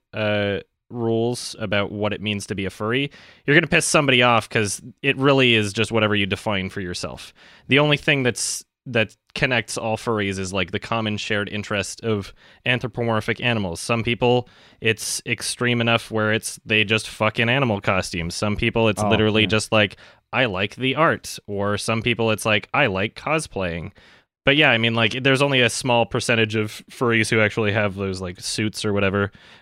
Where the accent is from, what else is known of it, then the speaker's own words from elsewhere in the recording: Canada; now in Los Angeles, United States; I'm from Canada